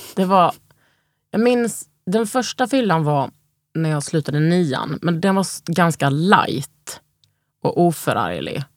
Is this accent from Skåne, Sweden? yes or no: yes; Lund, Skåne, Sweden; moved away; also born or lived in Malmö / Stockholm; Jag är ju från Lund, men liksom, jag har ändå bott i, i, i Malmö.